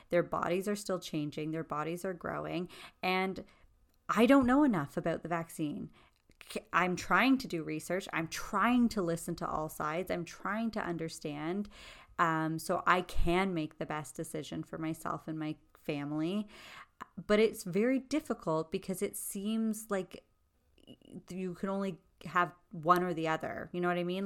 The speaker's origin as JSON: {"language": "English", "town": "Toronto", "region": "Ontario", "country": "Canada", "said": "we're two girls from Scarborough, Ontario"}